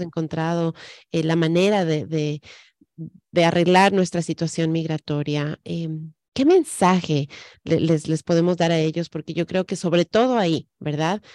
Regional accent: Ecuador; now in United States; en el Ecuador, de donde yo soy

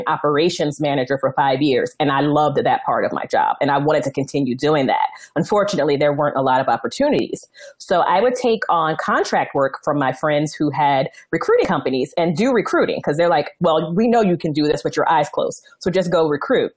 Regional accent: Northeast, United States; I'm from the Northeast

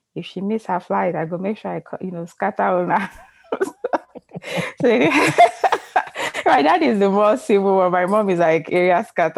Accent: Ibadan, Oyo, Nigeria; born or raised there; also born or lived in Lagos, Nigeria; now in United States

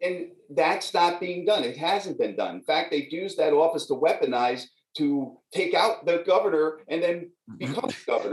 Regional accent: New York, United States; I'm a New Yorker. I grew up here

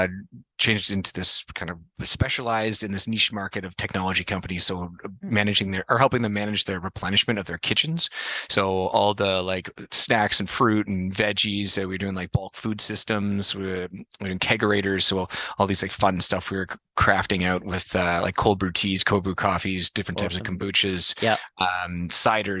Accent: Toronto, Ontario, Canada; also born or lived in Manitoba / Montreal; born there, grew up mostly in Toronto, then went to university at McGill in Montreal

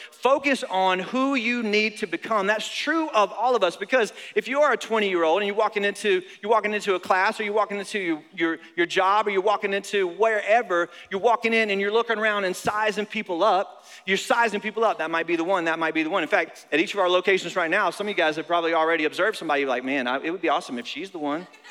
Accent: North Carolina, United States; now in Florida, United States; I grew up in North Carolina

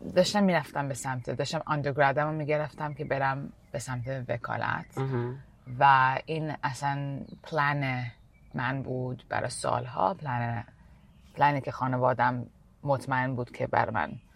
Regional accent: Canada; moved away as an adult; also born or lived in Iran / India; now in United States; از ایران مهاجرت کردم 6 سالگی به کانادا

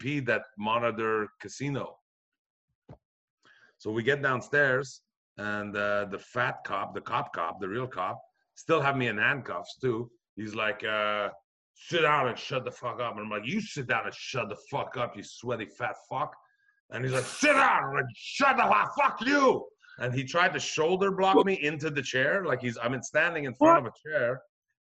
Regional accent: Brossard, Quebec, Canada; I'm from Brassard, Quebec

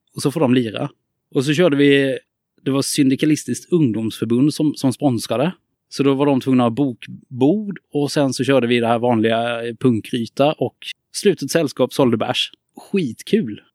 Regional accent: Karlskrona, Blekinge, Sweden; now in Gothenburg, Sweden; Jag kommer från Karlskrona, bor i Göteborg

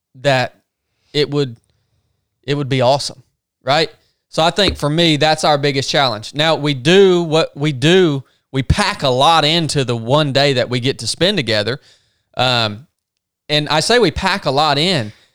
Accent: the South, United States; accent: Southern

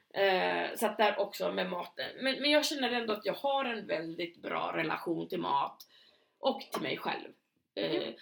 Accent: Knivsta, Uppsala County, Sweden; i lilla Knivsta där vi kommer ifrån, eller där vi lärde känna varandra och växte upp delvis

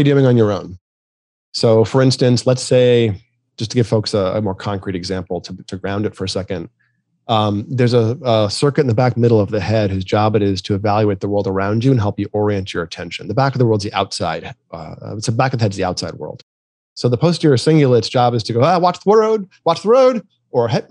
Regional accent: New England, United States; I grew up in New England

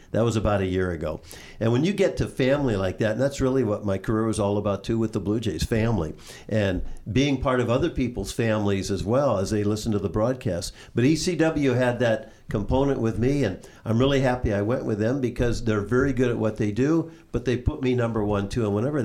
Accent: California, United States; moved away as an adult; now in Canada; growing up in California, University of Santa Clara

